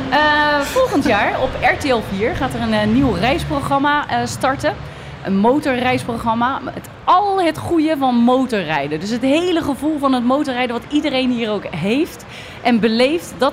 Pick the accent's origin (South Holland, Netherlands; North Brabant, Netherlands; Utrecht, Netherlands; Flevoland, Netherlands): South Holland, Netherlands; Westland; kom je uit Rotterdam? Je hoorde dat ik uit Westland kom.